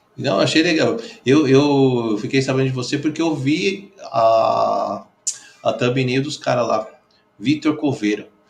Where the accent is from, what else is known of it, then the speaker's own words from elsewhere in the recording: São Paulo, Brazil; Eu, eu que sou daqui, sou paulistano